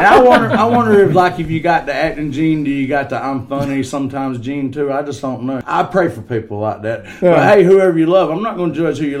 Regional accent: Easley, South Carolina, United States; I'm from Stockton Bridge, also known as Easley

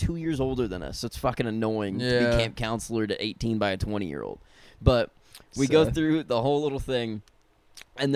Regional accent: Austin, Texas, United States; I'm from Austin, decent sized city

